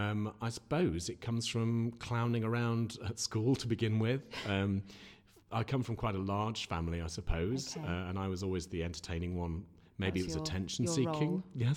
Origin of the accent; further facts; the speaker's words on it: Sheffield, Yorkshire and the Humber, United Kingdom; People don't believe I'm from Sheffield because of the way I speak. But I was born here. Hunter's Bar, yes. Well, lived in Hunter's Bar or just in Nether Edge. My mum was born and schooled, well, in Sheffield.